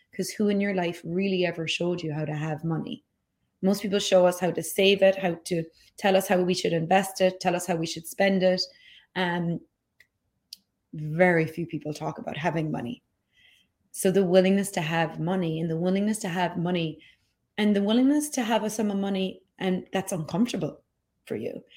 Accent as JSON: {"language": "English", "country": "Ireland", "tie": "born or raised there", "moved": "yes", "said": "I grew up in Ireland"}